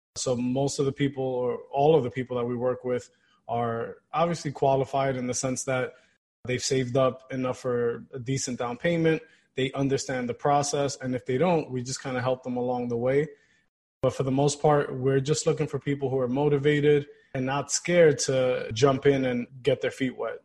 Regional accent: New York City, New York, United States; I was born and raised here in Queens, New York

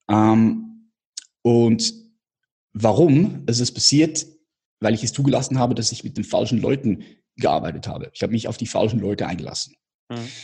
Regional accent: Switzerland; Ich komme aus der Schweiz

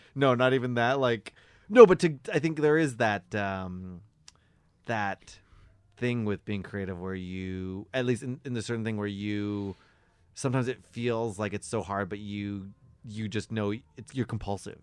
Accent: Victoria, British Columbia, Canada; moved away as an adult; now in Toronto, Canada; grew up in Victoria

